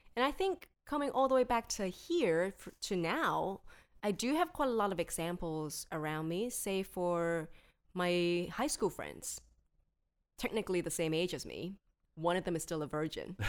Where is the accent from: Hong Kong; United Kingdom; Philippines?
Hong Kong; I'm born and bred in Hong Kong